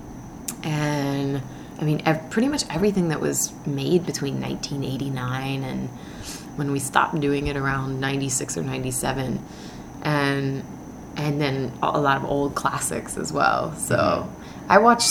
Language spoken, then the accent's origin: English; Philadelphia, Pennsylvania, United States; also born or lived in Birmingham, Alabama / Tennessee / Minnesota / Indiana; growing up in Philly